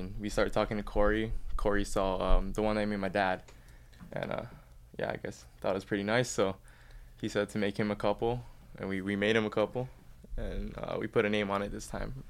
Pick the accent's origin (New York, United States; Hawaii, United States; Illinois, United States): Hawaii, United States; Mililani; moved away as an adult; I'm from Mililani, Oahu, and... a few years ago, I headed off to college. I went to Creighton University.